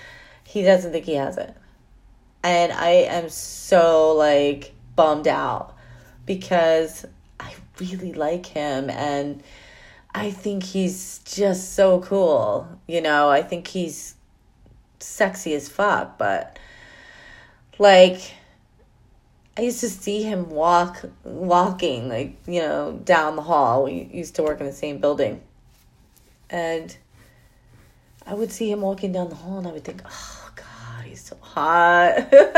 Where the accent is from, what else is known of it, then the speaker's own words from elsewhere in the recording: New York, United States; I'm a New Yorker. I'm proud of that.